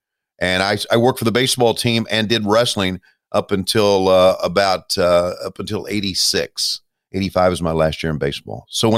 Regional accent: Mid-Atlantic, United States; growing up in the Mid-Atlantic region

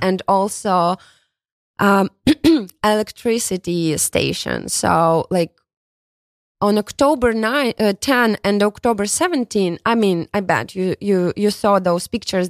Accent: Kharkiv, Kharkiv Oblast, Ukraine; English is a second language; moved away as an adult; also born or lived in Kyiv, Ukraine; now in New York, United States; originally, I'm from Kharkiv. It's a city, big city located in east part of Ukraine.

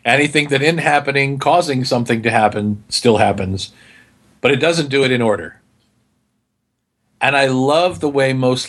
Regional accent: United States; I'm from America

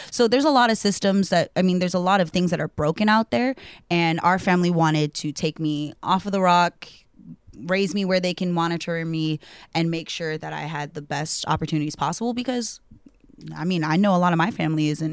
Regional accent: Central Valley, California, United States; also born or lived in Oahu, Hawaii; I grew up in the Central Valley next to some cows

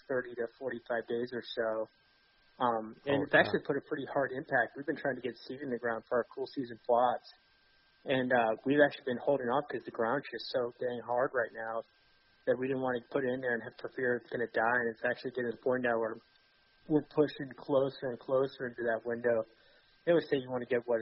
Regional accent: Georgia, United States; also born or lived in Atlanta; born and raised in Georgia. Grew up hunting, started hunting when I was at the age of 4 or 5 in South Georgia

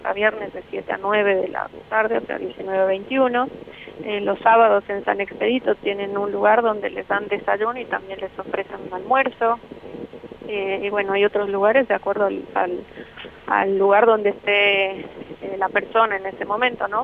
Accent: Bolivia; moved away as an adult; now in Argentina

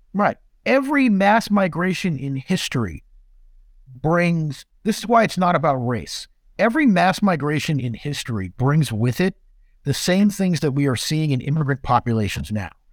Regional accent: Southern California, United States; I grew up in Southern California

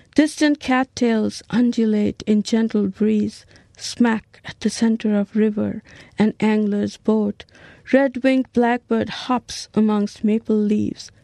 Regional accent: Niskayuna, New York, United States; I'm from Niskayuna, New York

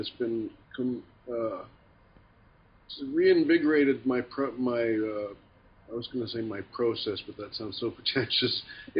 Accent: Winnipeg, Manitoba, Canada; moved away as an adult; also born or lived in New York City; it became difficult to live in my hometown

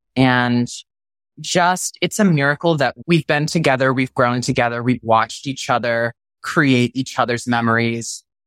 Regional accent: Texas, United States; moved away; growing up in Texas as a gay male

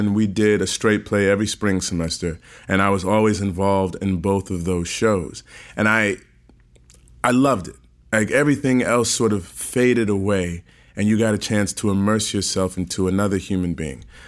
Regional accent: St. Louis, Missouri, United States; Born and raised in Saint Louis, Missouri

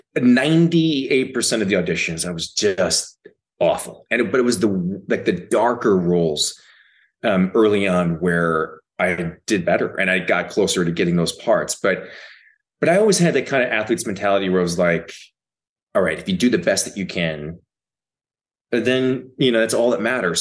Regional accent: Minnesota, United States; I grew up in Minnesota

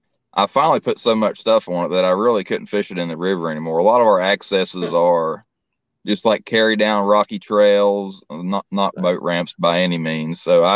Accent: Central West Virginia, United States; I'm from Central West Virginia.

